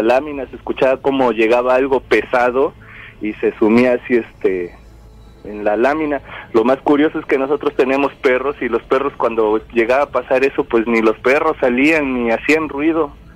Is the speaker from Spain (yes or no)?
no; Orizaba, Veracruz, Mexico; soy de aquí de Orizaba, Veracruz